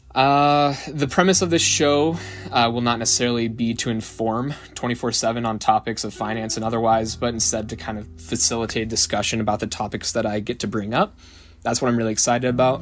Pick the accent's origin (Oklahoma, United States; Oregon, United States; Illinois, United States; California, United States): Oregon, United States; Salem; I'm originally from Salem, Oregon. Didn't move too far from the nest my whole life